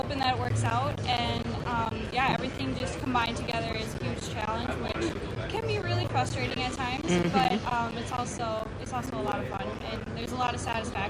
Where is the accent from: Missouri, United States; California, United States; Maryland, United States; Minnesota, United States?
Minnesota, United States; Monticello; I'm from Monticello, Minnesota.